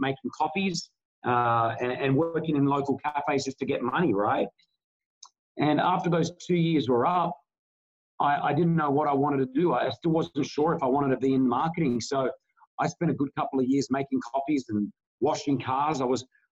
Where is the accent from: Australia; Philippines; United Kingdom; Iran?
Australia; now in Dubai, United Arab Emirates; very close Lebanese family as well, in growing up in Australia